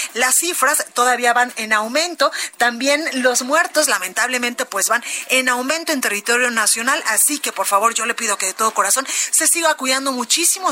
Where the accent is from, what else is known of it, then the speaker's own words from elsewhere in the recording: Guadalajara, Jalisco, Mexico; now in Mexico City, Mexico; en Guadalajara, Jalisco, en mi tierra, en La Perla, Tapatía